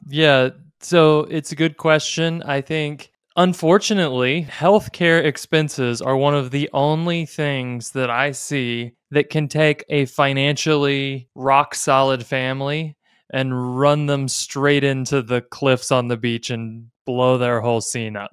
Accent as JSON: {"language": "English", "country": "United States", "said": "as American evangelicals"}